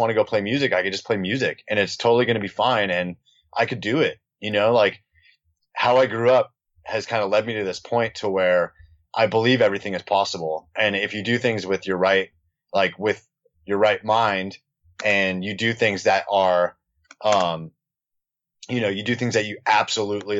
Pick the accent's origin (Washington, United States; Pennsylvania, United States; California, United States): California, United States; Newport Beach; also born or lived in Costa Mesa; we grew up in Newport Beach